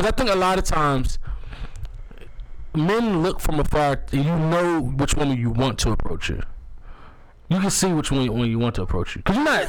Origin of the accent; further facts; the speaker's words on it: Montgomery County, Maryland, United States; I'm from MoCo.